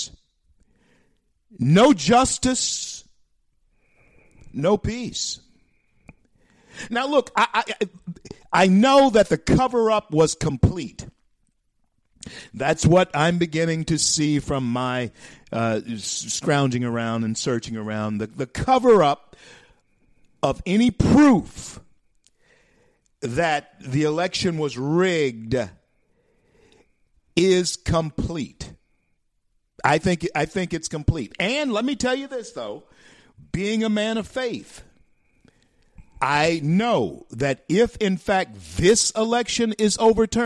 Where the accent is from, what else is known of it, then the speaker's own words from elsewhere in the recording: Louisiana, United States; my state, my home state, the great state of Louisiana